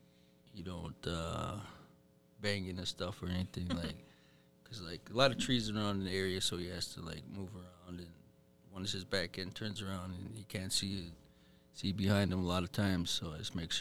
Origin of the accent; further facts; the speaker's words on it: Red Lake, Minnesota, United States; Red Lake. I pretty much grew up there most of my life.